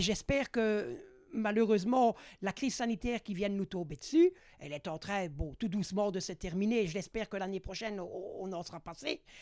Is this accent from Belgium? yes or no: yes; faubourg de Mons, Wallonia, Belgium; Je suis natif du faubourg de Mons, c'est mon, lieu de naissance